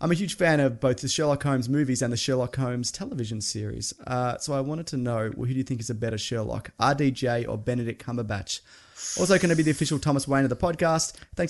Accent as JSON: {"language": "English", "country": "Argentina", "said": "from Argentina."}